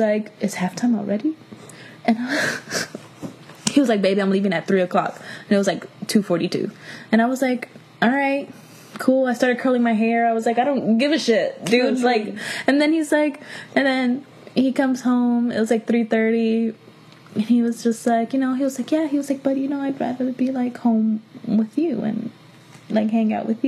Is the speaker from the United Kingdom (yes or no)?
no; Miami, Florida, United States; I'm from Miami.